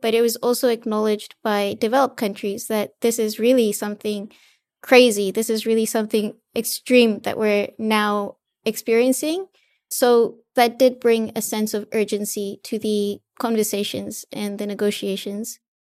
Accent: Fiji; I'm actually from Fiji, so I'm from a small island developing state in the Pacific

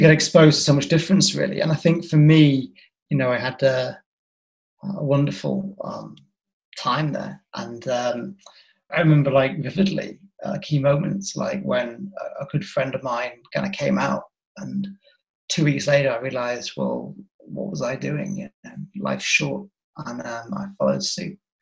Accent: Yorkshire and the Humber, United Kingdom; where are you from? And I said, Yorkshire.

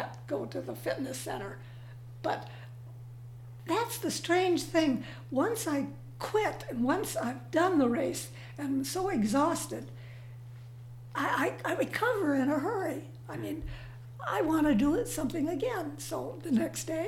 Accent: Minnesota, United States; moved away; my little town of about 900 that I grew up in Minnesota

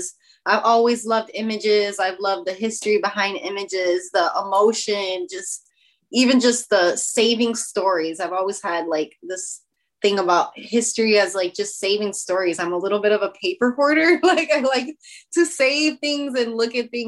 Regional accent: Chicago, Illinois, United States; my experience growing up in Chicago brought me to art.

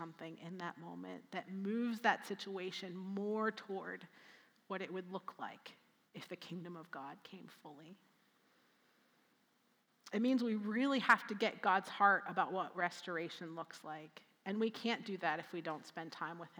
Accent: Altoona, Pennsylvania, United States; moved away; also born or lived in Columbus; I was born and raised in Altoona.

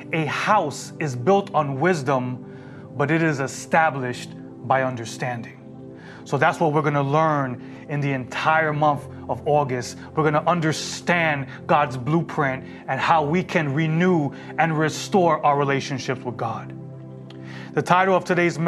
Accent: New York City, New York, United States; growing up in New York City

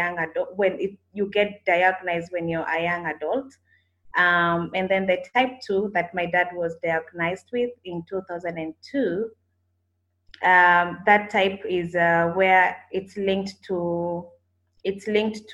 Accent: Kenya; moved away as an adult; now in Kampala, Uganda; I'm actually a Kenyan who relocated to Kampala 3 years ago

